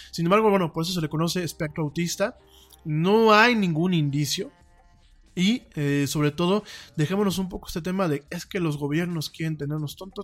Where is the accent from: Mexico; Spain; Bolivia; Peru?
Mexico; como decimos aquí en México